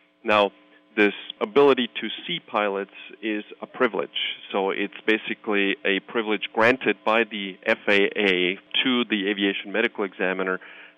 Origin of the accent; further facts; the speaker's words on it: Switzerland; You know, I hail originally from Switzerland, and there is no such thing as aerospace medicine as a specialty in Switzerland.